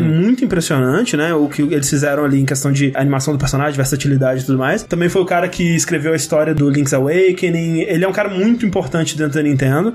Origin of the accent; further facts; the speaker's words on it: Coronel Fabriciano, Minas Gerais, Brazil; Coronel Fabriciano, minha cidade natal